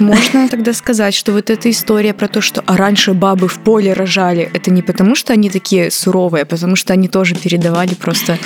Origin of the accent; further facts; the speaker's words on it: Belarus; мы тоже отсюда